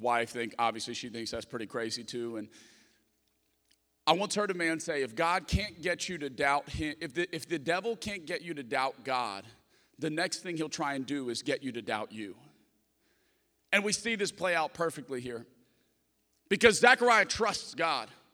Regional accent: Lafayette, Louisiana, United States; moved away; I'm from Lafayette, Louisiana. I'm a Cajun

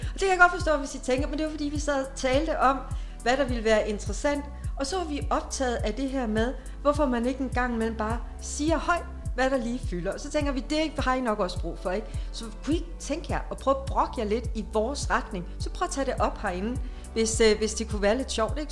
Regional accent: Denmark; jeg er en god dansker

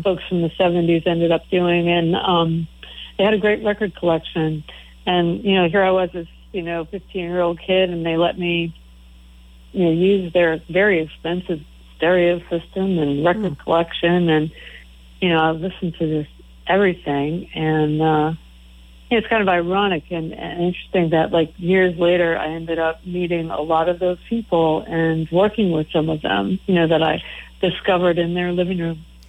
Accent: East Coast, United States; growing up on the East Coast

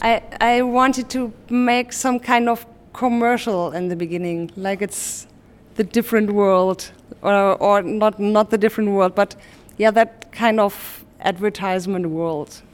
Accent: Hamburg, Germany; in Hamburg, my hometown

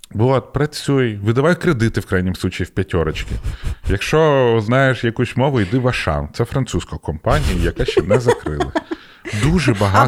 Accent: Ukraine; в мене паспорт український

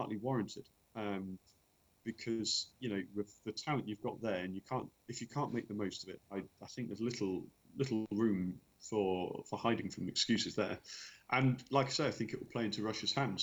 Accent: England, United Kingdom; being English

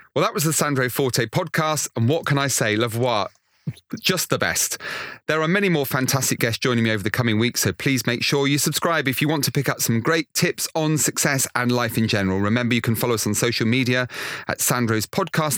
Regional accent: Weston-super-Mare, South West England, United Kingdom; I come from Western Supermare.

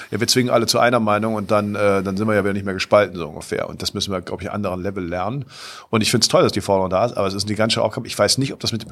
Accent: Cologne, North Rhine-Westphalia, Germany; wir waren hier als Kölner, wussten wir genau, hier gab es mehr oder weniger ein Monopol.

